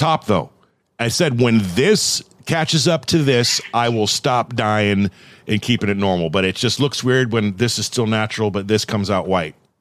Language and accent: English; Thousand Oaks, California, United States; moved away as an adult; now in Oregon, United States; I grew up in Thousand Oaks